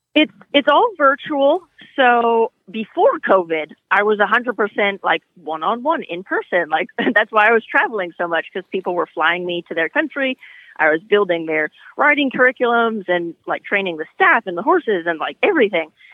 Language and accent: English; California, United States; moved away as an adult; also born or lived in Europe; I grew up in California riding horses